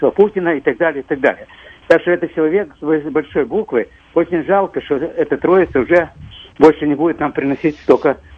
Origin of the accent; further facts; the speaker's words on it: Odesa, Odesa Oblast, Ukraine; я тоже одессит.